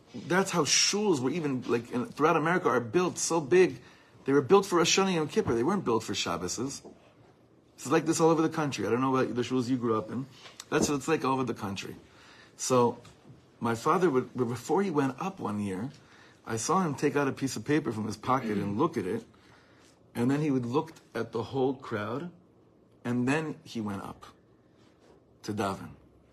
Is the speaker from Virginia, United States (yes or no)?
no; Los Angeles, California, United States; also born or lived in East Coast, United States; growing up in Los Angeles, before that in the East Coast.